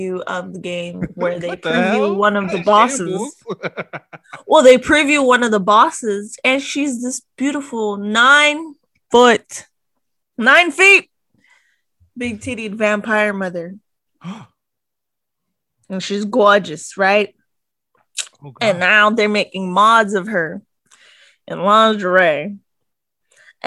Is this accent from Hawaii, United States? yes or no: yes; Hawaii, United States; moved away; I grew up in Hawaii